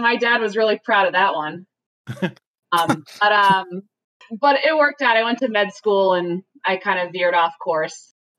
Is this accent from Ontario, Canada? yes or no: yes; just outside of Toronto, Ontario, Canada; moved away; I was born in Canada, so I basically popped out with some skates.